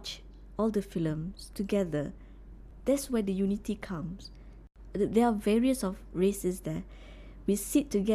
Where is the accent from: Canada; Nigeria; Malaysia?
Malaysia; Ipoh, Perak; I'm from Ipoh. I'm an Ipoh girl.